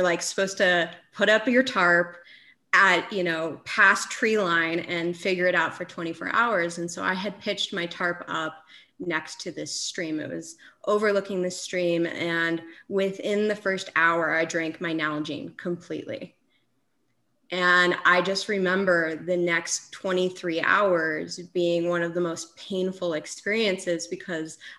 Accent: Aspen, Colorado, United States; So I live in Aspen. I grew up in Aspen, Colorado.

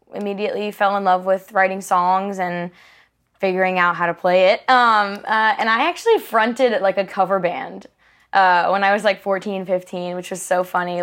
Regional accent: Charleston, South Carolina, United States; moved away as an adult; now in Nashville, United States; I grew up in Charleston. Uh, been there for all of the rest of my years

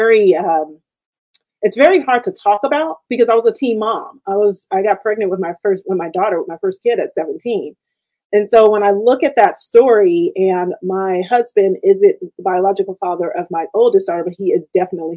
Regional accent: Richmond, California, United States; I was born in the city, like Richmond, California

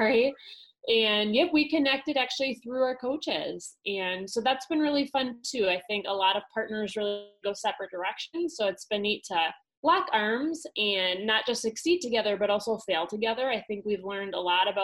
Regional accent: Wisconsin, United States; I'm from Wisconsin originally. So I'm a Wisconsin girl

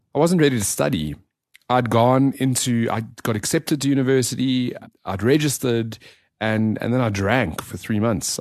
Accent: Johannesburg, Gauteng, South Africa; grew up in the south of Johannesburg

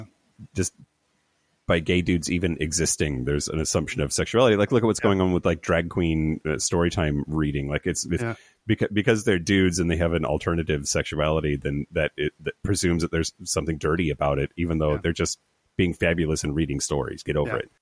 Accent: Eastern Washington, United States; I grew up in Eastern Washington

